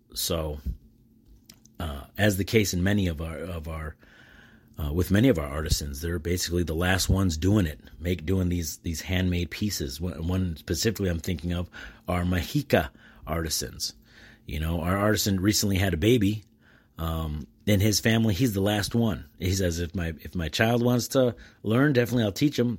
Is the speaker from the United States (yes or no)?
yes; United States; I am an American with American plates